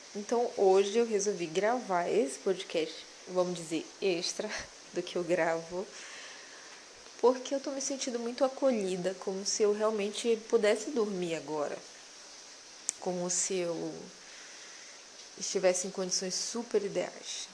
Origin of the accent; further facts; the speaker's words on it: Belém, Pará, Brazil; eu sou paraense da gema, sou belenense